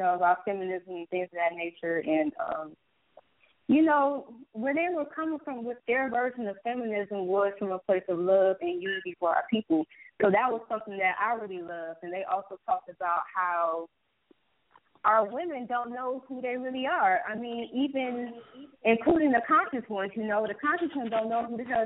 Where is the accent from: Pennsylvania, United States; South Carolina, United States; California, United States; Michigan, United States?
Michigan, United States; Detroit; I'm 20 years old, you know, born and raised in Detroit.